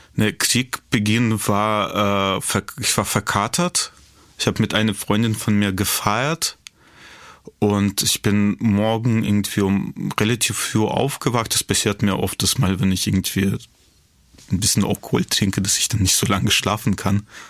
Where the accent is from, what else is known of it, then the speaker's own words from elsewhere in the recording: Kyiv, Ukraine; moved away as an adult; now in Berlin, Germany; in Kiew äh, lebte noch meine Oma irgendwie in der Wohnung, wo ich aufgewachsen bin